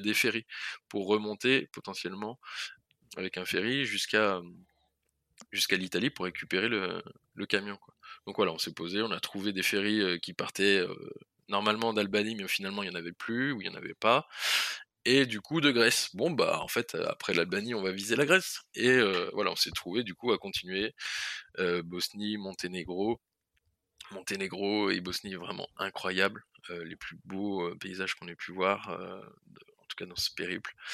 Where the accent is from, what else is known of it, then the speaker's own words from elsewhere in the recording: France; on vient de France